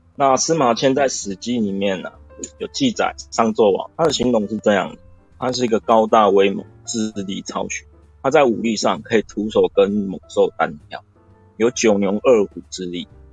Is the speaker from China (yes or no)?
no; Taiwan; 我们台湾话，一般来说就是主线上纲